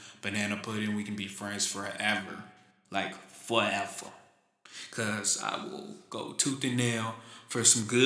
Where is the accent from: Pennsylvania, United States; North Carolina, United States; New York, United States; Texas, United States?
Texas, United States; Houston; now in Huntsville, United States; I'm from Houston, Texas, born and raised, never lived anywhere else until I got to college. Now I live in Huntsville